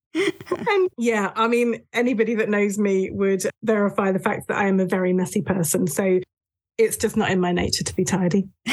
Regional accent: United Kingdom; moved away as an adult; also born or lived in north of England / Japan; I was born and raised in the south of England, mainly in the counties of Dorset and Hampshire, just on the edge of the New Forest

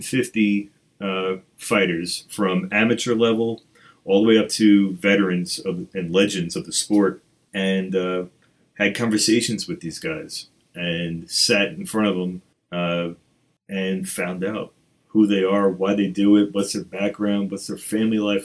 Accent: New York, United States; I'm from New York, and that's what we

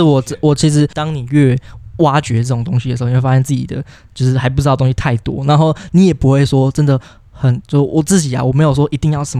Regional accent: Taiwan; 我身为台湾人

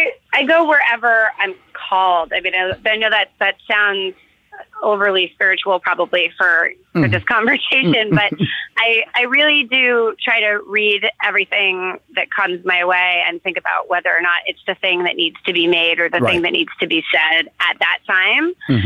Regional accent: New York City, New York, United States; and by the way, I grew up in New York City

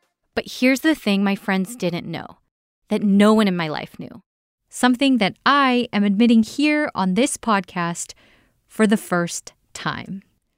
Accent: Los Angeles, California, United States; I was bussed out from Koreatown to the Valley

